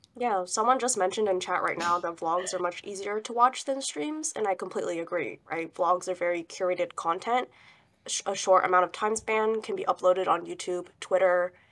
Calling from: Southern California, United States; calling from Southern California.

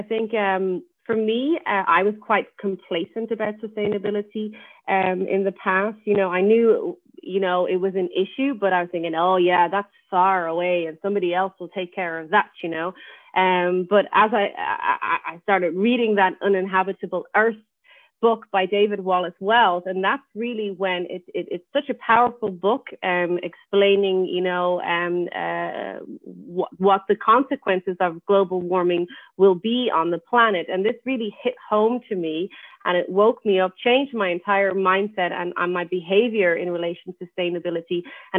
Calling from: Netherlands; I'm joining from the Netherlands. So it's a very cold morning in the Netherlands.

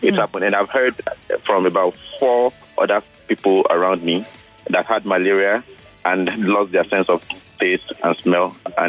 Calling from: Surulere, Lagos, Nigeria; I'm calling from Surulere.

